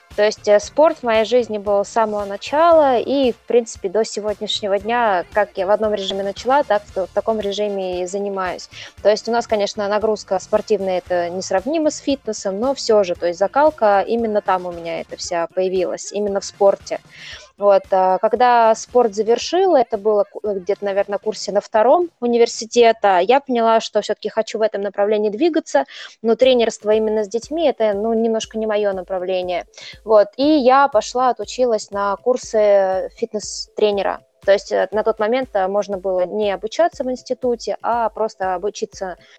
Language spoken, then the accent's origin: Russian; Voronezh, Voronezh Oblast, Russia; в моем родном городе, да, мы же живем в Воронеже